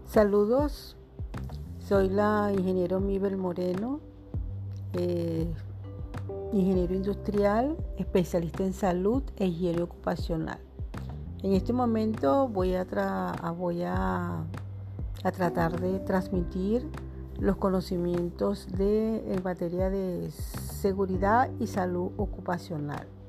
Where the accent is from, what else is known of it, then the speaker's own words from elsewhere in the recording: Venezuela; yo hablo eh, como, como venezolana